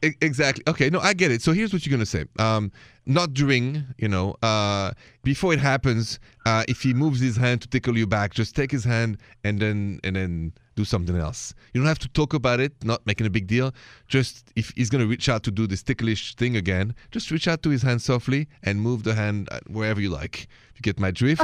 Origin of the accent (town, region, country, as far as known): France